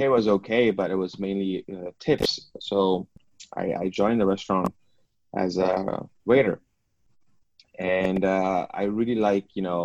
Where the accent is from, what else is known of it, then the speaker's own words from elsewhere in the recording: Hong Kong; I was born in and I grew up here in Hong Kong